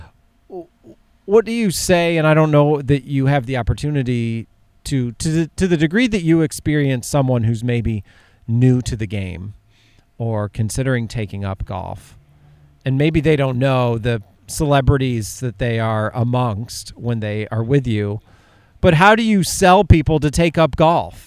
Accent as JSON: {"language": "English", "region": "upstate New York", "country": "United States", "tie": "born or raised there", "moved": "yes", "said": "I grew up in upstate New York"}